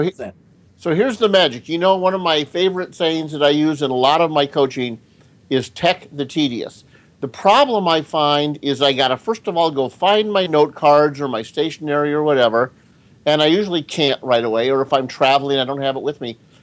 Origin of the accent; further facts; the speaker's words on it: Denver, Colorado, United States; moved away; I grew up in Denver